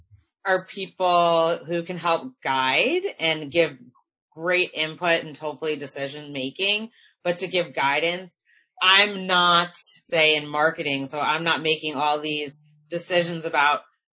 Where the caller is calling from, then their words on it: outside of Boston, Massachusetts, United States; I'm calling in from Massachusetts, outside of Boston.